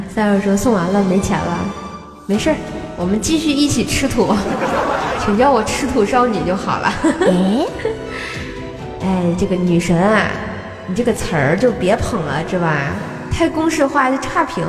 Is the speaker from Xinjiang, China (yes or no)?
no; Tianjin, China; 我没有暴露我是个天津人儿